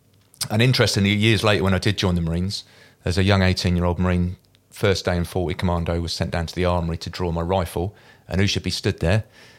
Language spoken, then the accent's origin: English; Deal, South East England, United Kingdom; also born or lived in Dover; I was born in Dover. But I'm not from Dover, so I was only there a night, and then I went back to Deal, which is where I grew up. So grew up in Deal.